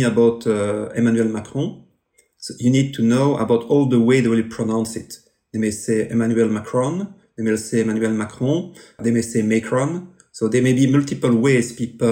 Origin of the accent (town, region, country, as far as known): Belgium; accent: French; English is a second language